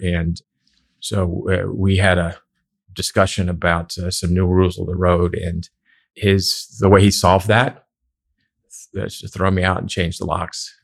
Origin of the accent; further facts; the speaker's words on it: Philadelphia, Pennsylvania, United States; moved away; I grew up in the Philadelphia area